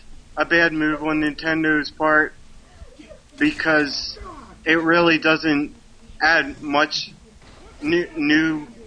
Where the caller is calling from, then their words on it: Maryland, United States; from Maryland.